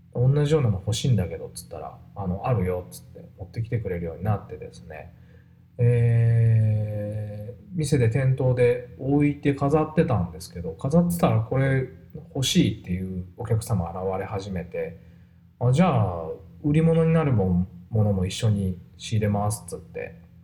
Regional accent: Kurashiki, Okayama, Japan; 小島 っていうとこで生まれ育ちました

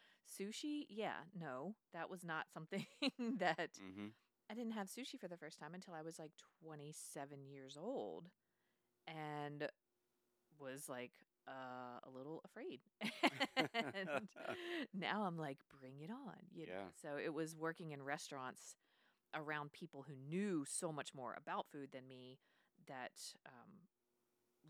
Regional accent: the South, United States; I grew up in the South, in the country, very simple meat and potatoes kind of family

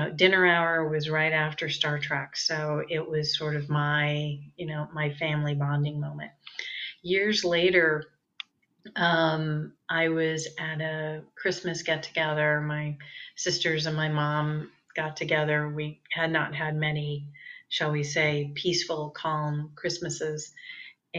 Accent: San Francisco, California, United States; moved away as an adult; also born or lived in Santa Barbara, California; I grew up in the San Francisco Bay Area.

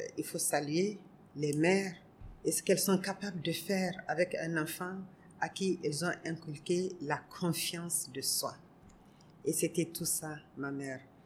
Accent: Niger; also born or lived in Côte d'Ivoire; je suis du Niger, pas de Côte d'Ivoire

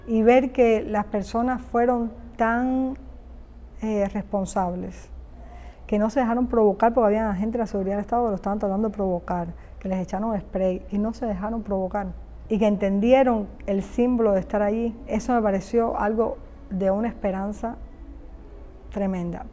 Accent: Cuba; nací en Cuba, mi carrera la hice en Cuba, es decir, mi educación artística viene de Cuba

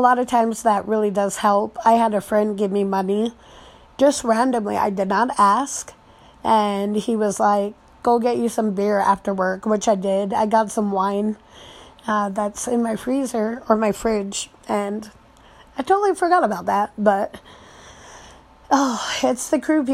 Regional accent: United States; growing up in a Tongan family, but American raised

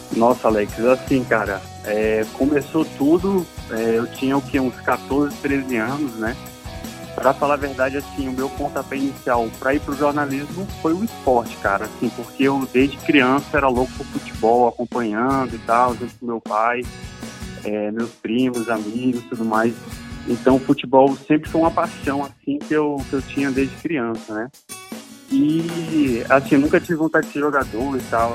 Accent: São Luís, Maranhão, Brazil; moved away as an adult; now in Brasília, Brazil; eu sou maranhense, nascido e criado em São Luís, Ilha do Amor, Ilha do Reggae. E atualmente eu estou em Brasília

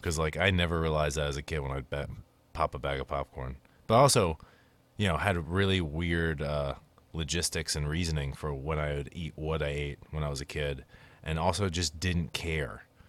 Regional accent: United States; We're American.

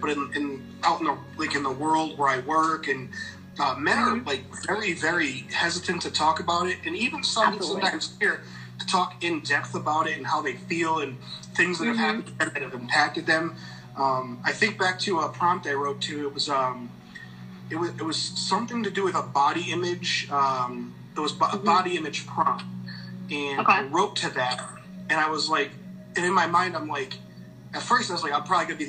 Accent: East Coast, United States; now in Midwest, United States; I grew up on the East Coast. I live in the Midwest now, but I grew up on the East Coast

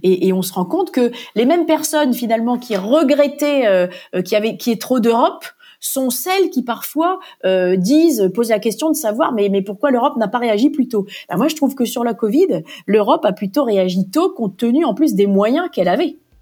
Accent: Normandy, France; moved away as an adult; also born or lived in Bristol, United Kingdom / Brussels, Belgium; Je suis originaire de la Normandie

